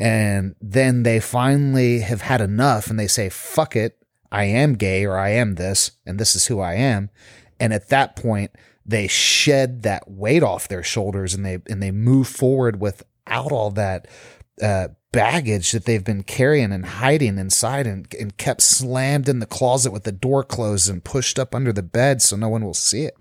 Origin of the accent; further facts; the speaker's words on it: South Texas, United States; moved away as an adult; now in South Florida, United States; growing up in Texas, South Texas especially, so conservative